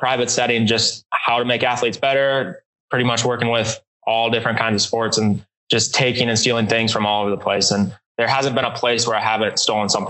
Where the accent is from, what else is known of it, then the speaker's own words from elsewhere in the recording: Minnesota, United States; moved away as an adult; now in Elon, North Carolina, United States; I'm originally from Minnesota, where I grew up, been there for 20 something years